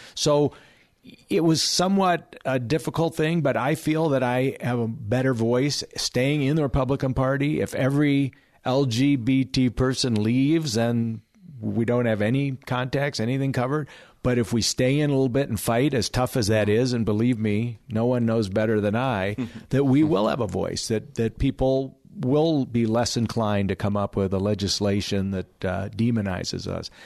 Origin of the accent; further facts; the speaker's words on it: California, United States; my home state of California